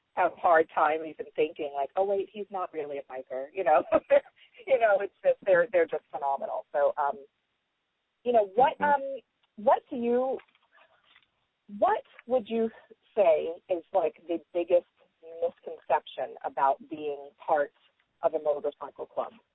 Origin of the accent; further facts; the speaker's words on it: New York, United States; growing up in New York